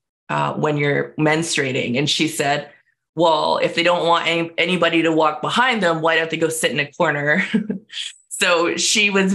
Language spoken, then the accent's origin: English; Canada; also born or lived in United States / Nicola Valley, British Columbia, Canada; I grew up in Canada. And in the United States, but we'll talk about Canada here because that's where I live